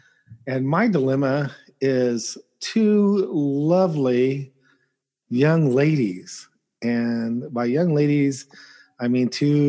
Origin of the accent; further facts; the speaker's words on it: California, United States; moved away; I'm from California originally.